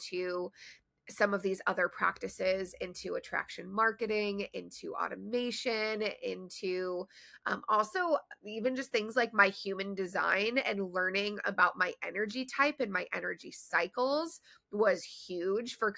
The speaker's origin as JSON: {"language": "English", "town": "Detroit", "region": "Michigan", "country": "United States", "tie": "born or raised there", "also_born_or_lived": "Maryland / Chicago / Denver", "moved": "as an adult", "said": "I grew up in Metro Detroit in Michigan"}